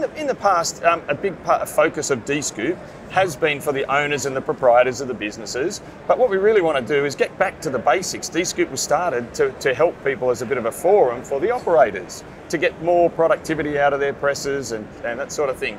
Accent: Sydney, New South Wales, Australia; I come from Sydney, Australia, where I'm a PSP, a print service provider, working in a company called Blue Star Print

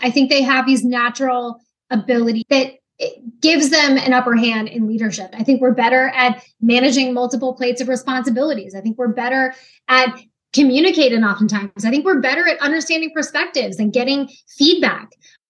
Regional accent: Pacific Northwest, United States; now in Virginia Beach, United States; So I grew up in the Pacific Northwest. It's absolutely incredible and beautiful out there.

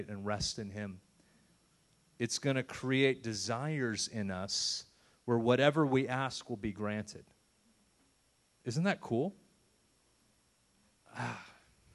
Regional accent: United States; I love being an American

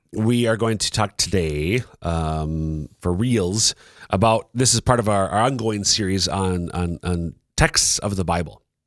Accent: Minnesota, United States; moved away; originally from Minnesota

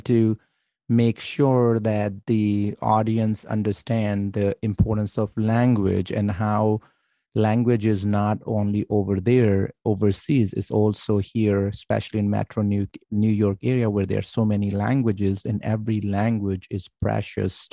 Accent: Pakistan; I'm Pakistani

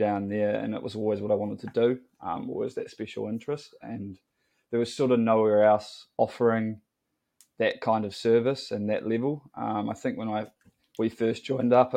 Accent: Dunedin, Otago, New Zealand; moved away as an adult; now in Wellington, New Zealand; I'm from Dunedin, grew up in the mighty south, some may say.

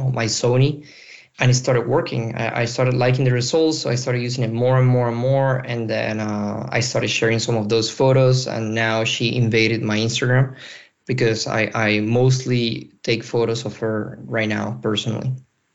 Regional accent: Venezuela; moved away as an adult; now in Brussels, Belgium; I'm a photographer currently based in Brussels, Belgium. And I'm originally from Venezuela.

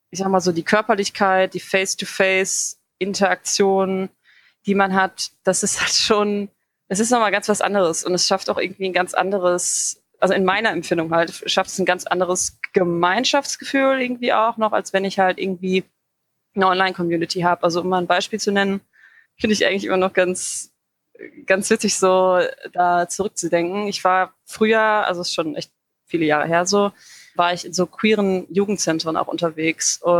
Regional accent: Dortmund, North Rhine-Westphalia, Germany; now in Bochum, Germany; ich komme eigentlich aus Dortmund, aber ich wohne jetzt seit mehreren Jahren in Bochum.

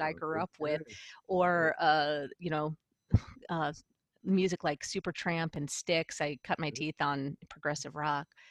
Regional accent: Buffalo, New York, United States; also born or lived in San Diego; I'm originally from the Buffalo, New York area

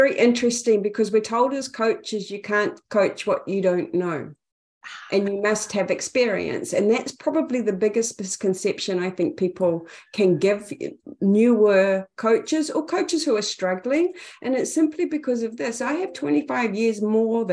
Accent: Napier, Hawke's Bay, New Zealand; accent: Kiwi; now in Auckland, New Zealand; Napier, Hawke's Bay, New Zealand

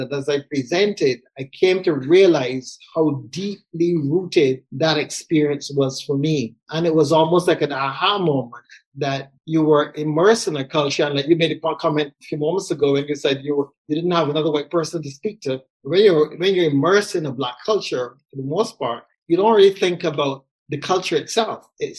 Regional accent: Barbados; And Barbados being a British colony for many years up until the independence in 1966, the Church of England / Anglican Church would have been our main Christian expression down the side of the world. So that's where I would have been for all my childhood and young adulthoo

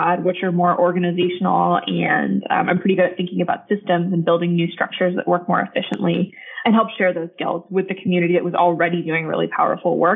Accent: Salt Lake City, Utah, United States; I grew up in Salt Lake City, Utah

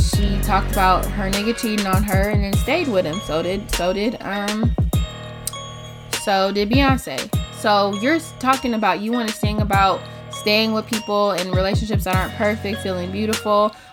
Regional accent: United States; we are from America. We live in America

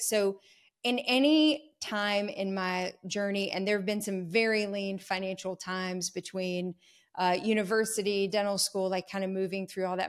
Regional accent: North Carolina, United States; I'm a North Carolina native. I have not strayed far from home

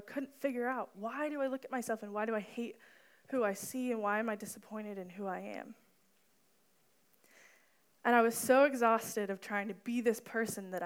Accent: Danville, United States; My hometown is Danville

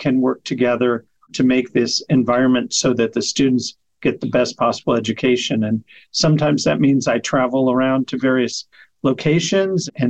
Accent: Kentucky, United States; moved away; I grew up in Kentucky

